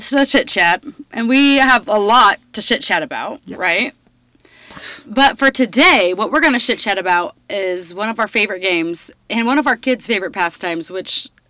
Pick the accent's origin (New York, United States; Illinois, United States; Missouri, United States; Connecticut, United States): Missouri, United States; moved away; also born or lived in Colorado; I'm from Missouri. And we lived in Colorado then.